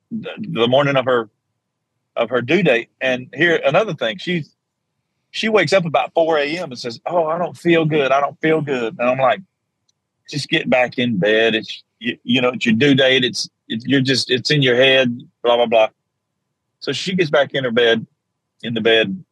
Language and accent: English; South Georgia, United States; I was strong Southern Baptist growing up in South Georgia.